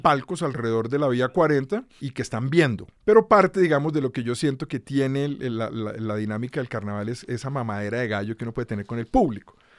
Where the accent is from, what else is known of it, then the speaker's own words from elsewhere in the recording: Bogotá, Colombia; also born or lived in Cali; Yo crecí en Bogotá. Yo nací en Cali, pero me vine a vivir a Bogotá con un año, dos años de recién nacido y aquí crecí, digamos.